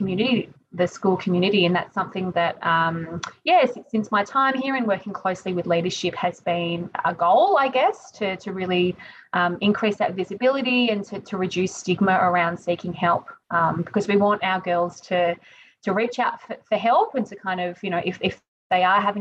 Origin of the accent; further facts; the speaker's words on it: Melbourne, Victoria, Australia; moved away; I'm from Melbourne